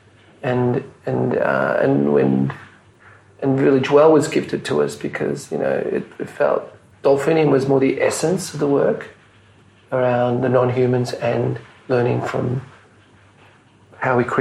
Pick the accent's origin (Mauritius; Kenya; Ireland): Mauritius; now in Melbourne, Australia; where I was born in Mauritius